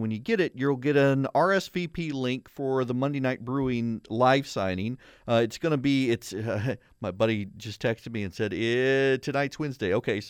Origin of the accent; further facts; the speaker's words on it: Dubai, United Arab Emirates; Which is the way I grew up in Scouts in Dubai.